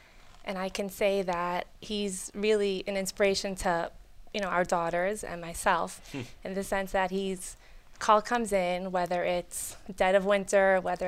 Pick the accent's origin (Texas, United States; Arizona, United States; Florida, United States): Florida, United States; Miami Beach; now in Toronto, Canada; Not me. I'm from Miami Beach.